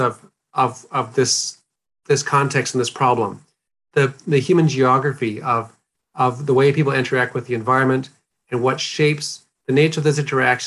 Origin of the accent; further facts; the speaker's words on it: North Dakota, United States; moved away as an adult; now in New Zealand; I grew up in a small rural community in North Dakota in a farming family